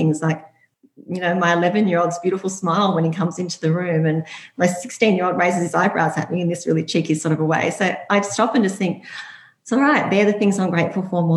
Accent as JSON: {"language": "English", "town": "Byron Bay", "region": "New South Wales", "country": "Australia", "tie": "born or raised there", "also_born_or_lived": "Hunter Valley", "said": "I grew up in Byron Bay"}